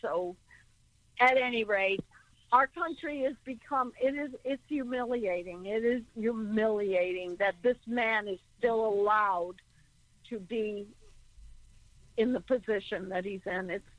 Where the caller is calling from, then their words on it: Connecticut, United States; I'm from I'm from Connecticut